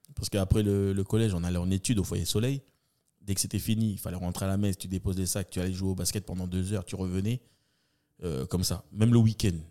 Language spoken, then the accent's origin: French; Nouméa, New Caledonia; D'où je viens Des quartiers de Tour de Magenta. Voilà, j'ai poussé mon premier cri là-bas